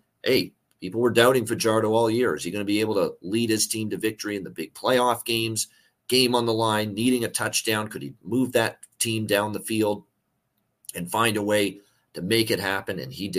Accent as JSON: {"language": "English", "town": "Hamilton", "region": "Ontario", "country": "Canada", "tie": "born or raised there", "said": "It's always great when the Grey Cup is here in Hamilton, my hometown."}